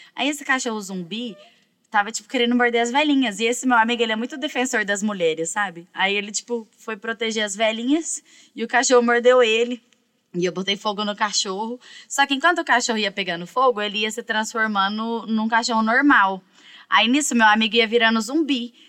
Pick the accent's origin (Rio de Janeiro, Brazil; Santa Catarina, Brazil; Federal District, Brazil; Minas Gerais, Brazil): Minas Gerais, Brazil; also born or lived in São Paulo; eu sou mineira